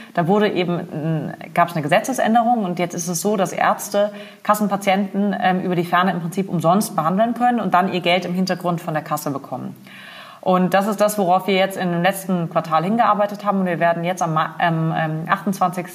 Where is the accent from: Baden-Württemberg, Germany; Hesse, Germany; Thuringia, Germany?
Baden-Württemberg, Germany; Freiburg im Breisgau; moved away as an adult; also born or lived in Berlin; Ich komme ursprünglich aus Freiburg im Breisgau im wunderschönen Schwarzwald. Ähm, bin da zur Schule gegangen